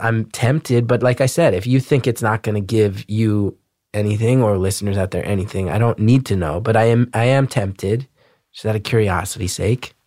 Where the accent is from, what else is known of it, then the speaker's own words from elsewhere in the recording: New Jersey, United States; growing up in Jersey